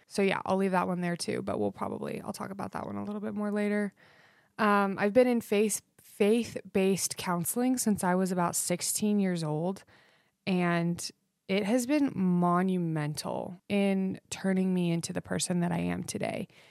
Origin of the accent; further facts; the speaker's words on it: Idaho, United States; I grew up in Idaho, um, which will probably explain my love for country. Um, I was raised out in the foothills